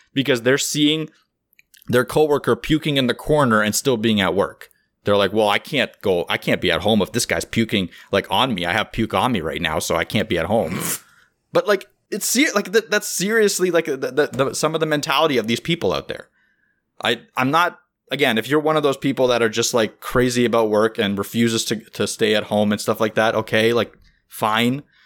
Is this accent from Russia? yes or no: yes; Russia; now in Canada; My, my wife is from Russia, I'm from Russia.